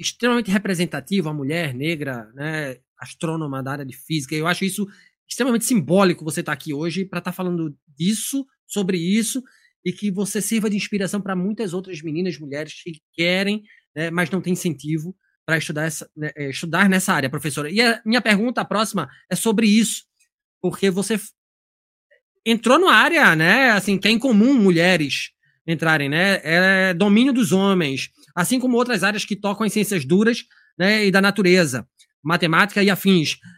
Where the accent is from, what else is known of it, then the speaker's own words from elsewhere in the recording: Recife, Pernambuco, Brazil; now in Joinville, Brazil; Eu sou do Recife